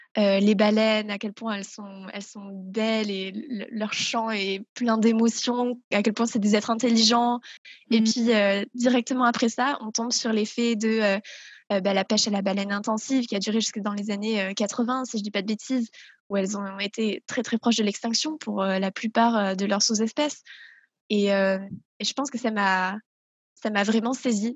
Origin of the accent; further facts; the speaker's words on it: south-west France, France; je viens du sud-ouest de la France, dans lequel j'ai toujours grandi